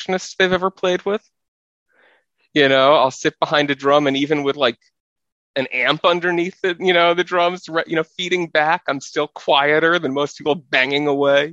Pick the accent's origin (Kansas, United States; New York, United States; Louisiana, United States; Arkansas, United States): New York, United States; New York City; I grew up in New York City, living in an apartment